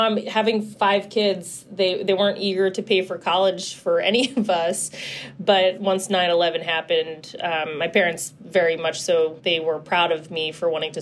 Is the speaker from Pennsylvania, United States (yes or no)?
yes; Philadelphia, Pennsylvania, United States; I'm born and raised in Philly